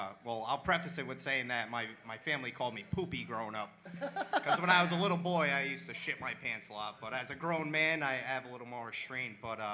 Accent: Providence, Rhode Island, United States; I am from Providence

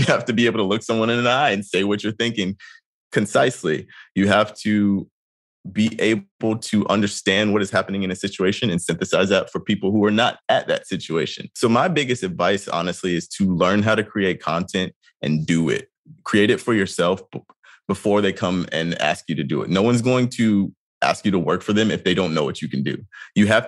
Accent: North Carolina, United States; growing up in North Carolina

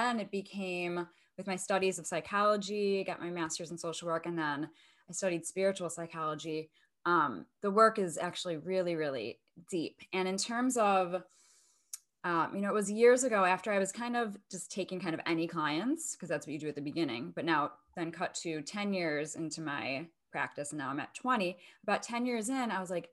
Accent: Chicago, Illinois, United States; now in Los Angeles, United States; I'm originally from Chicago. I live in LA now

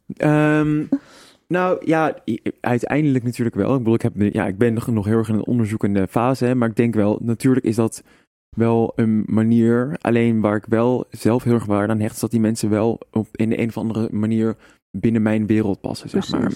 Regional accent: Amsterdam, North Holland, Netherlands; moved away; also born or lived in Arnhem; ik ben toch een Amsterdammer en iedereen kent mij hier

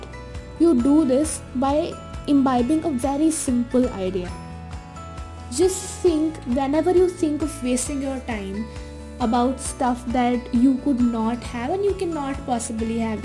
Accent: Jaipur, Rajasthan, India; I was here at my hometown, Jaipur

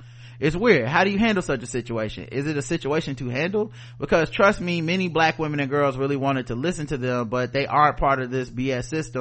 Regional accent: the South, United States; I'm from the South

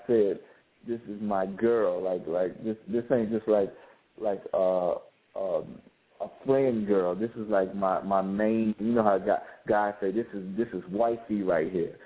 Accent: Louisiana, United States; also born or lived in Monroe, Louisiana; now in Atlanta, United States; I'm from Louisiana

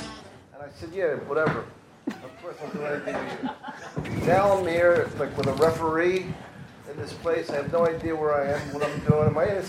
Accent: Philadelphia, Pennsylvania, United States; I grew up near Penn after we moved from South Philly, 7th and Tasker.

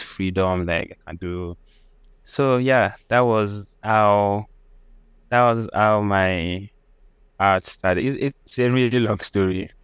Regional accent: Osogbo, Osun, Nigeria; moved away; also born or lived in Lagos, Nigeria; I was born in Lagos. Then we moved out of Lagos, like when I was still young. We moved mm. to Osun State

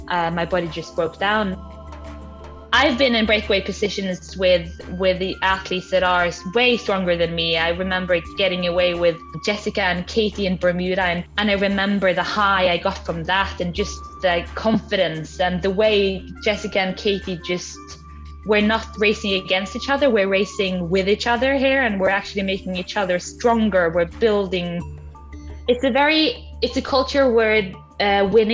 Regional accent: Stavanger, Rogaland, Norway; also born or lived in Edinburgh, Scotland; I was born in Norway, in Stavanger, west coast, southwest

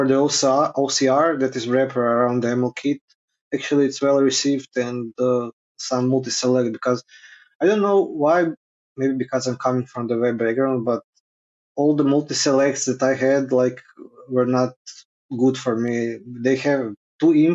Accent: Krapina, Krapina-Zagorje County, Croatia; Krapina, my hometown in Zagorje

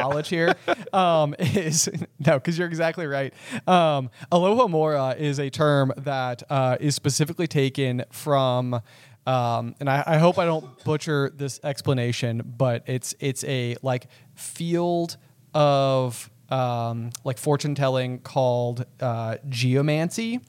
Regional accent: United States; as an American

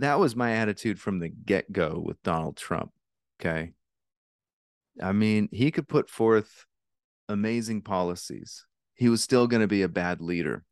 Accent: Alaska, United States; I grew up in Alaska

